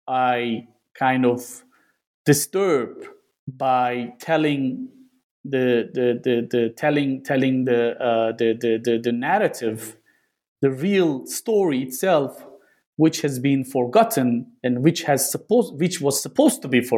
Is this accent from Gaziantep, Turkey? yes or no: yes; Gaziantep, Turkey; moved away; doing my research in my hometown itself